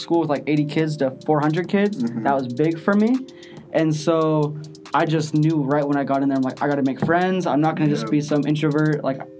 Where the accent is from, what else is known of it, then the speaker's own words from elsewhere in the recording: Garden Valley, Idaho, United States; when I was growing up in Garden Valley